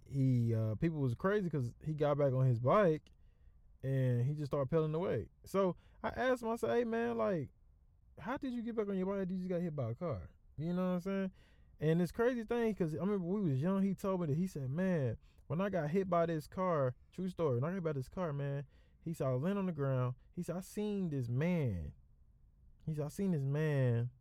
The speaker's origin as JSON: {"language": "English", "region": "the South", "country": "United States", "also_born_or_lived": "Texas", "said": "I'm from South"}